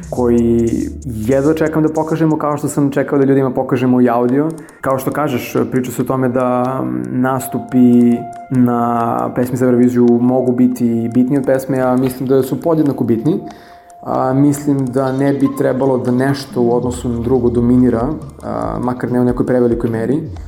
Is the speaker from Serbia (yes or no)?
yes; Vranje, Pčinja District, Serbia; moj rodni grad Vranje